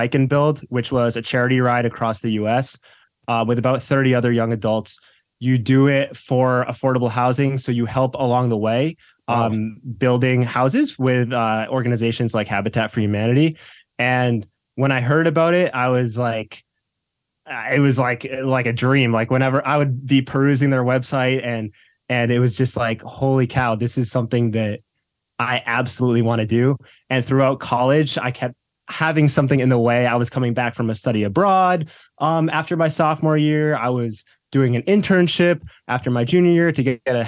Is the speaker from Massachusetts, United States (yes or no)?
yes; Boston suburbs, Massachusetts, United States; I grew up in the Boston suburbs.